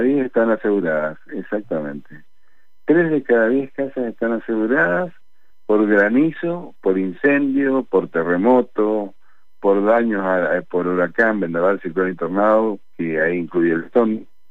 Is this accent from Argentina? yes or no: yes; Argentina; todos somos argentinos